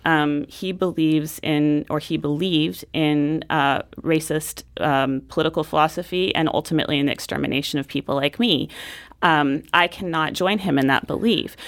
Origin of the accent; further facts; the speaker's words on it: Portland, United States; growing up in Portland was wonderful.